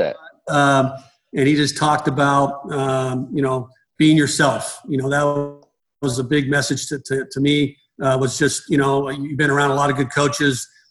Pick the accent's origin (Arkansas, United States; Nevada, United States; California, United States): Nevada, United States; Reno; I'm from Reno, Nevada. I grew up in Reno